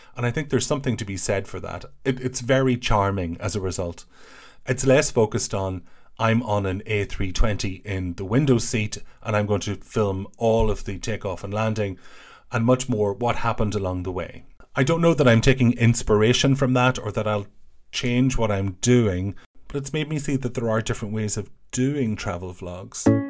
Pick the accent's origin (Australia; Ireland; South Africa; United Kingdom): Ireland; I'm an Irish person